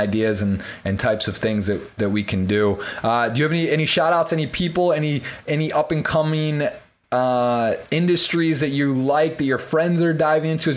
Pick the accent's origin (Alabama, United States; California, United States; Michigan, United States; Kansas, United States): Michigan, United States; I'm from Michigan